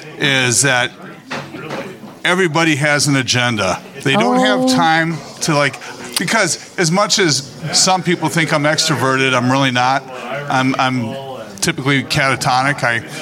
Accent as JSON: {"language": "English", "town": "Inglewood", "region": "California", "country": "United States", "tie": "born there", "said": "I was born in Inglewood."}